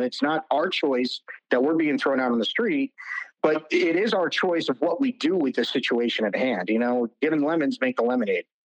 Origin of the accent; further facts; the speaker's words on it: New Jersey, United States; moved away; I'm from New Jersey originally